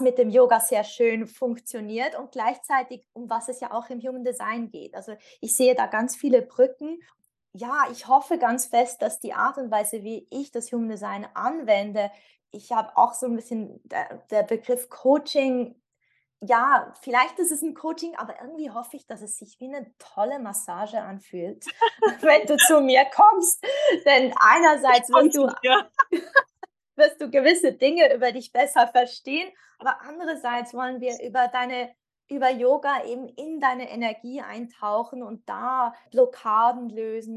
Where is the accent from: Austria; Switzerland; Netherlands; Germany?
Switzerland; ich komme aus der Schweiz.